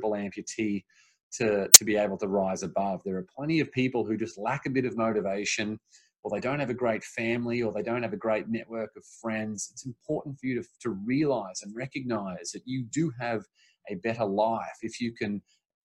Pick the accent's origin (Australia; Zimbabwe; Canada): Australia; moved away as an adult; now in Los Angeles, United States; I grew up in Australia. And then when I moved over to America